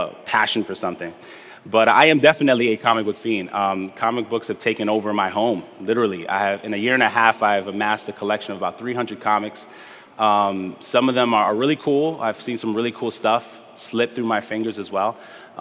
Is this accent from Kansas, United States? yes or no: no; New York City, New York, United States; also born or lived in Spanish Harlem, Manhattan / Bay Ridge, Brooklyn / Sunset Park, Brooklyn; I was raised in Flatbush